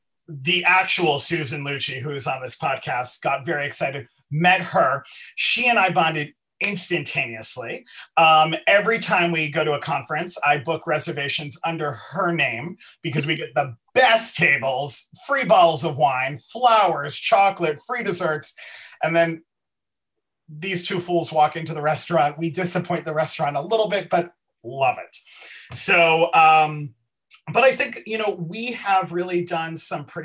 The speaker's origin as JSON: {"language": "English", "region": "East Coast", "country": "United States", "tie": "born or raised there", "moved": "yes", "lives_now": "Los Angeles, United States", "said": "originally born and raised on the East Coast, but now living in Los Angeles on the West Coast"}